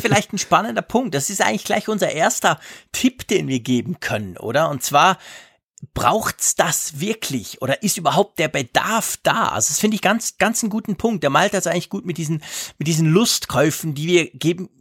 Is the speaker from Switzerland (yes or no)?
yes; Switzerland; bei uns in der Schweiz